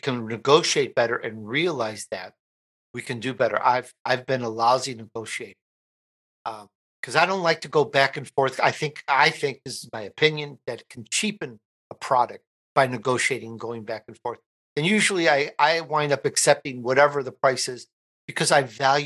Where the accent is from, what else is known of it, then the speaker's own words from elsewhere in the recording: Chicago, Illinois, United States; I'm Italian. I grew up in Chicago